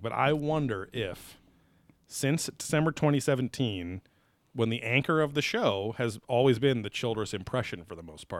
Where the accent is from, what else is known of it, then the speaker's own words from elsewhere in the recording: New York, United States; I'm from New York